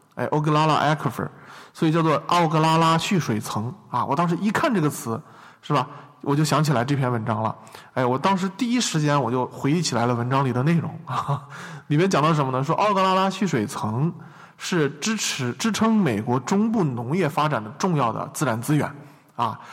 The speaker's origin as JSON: {"language": "Chinese", "country": "China", "moved": "yes", "said": "我从中国"}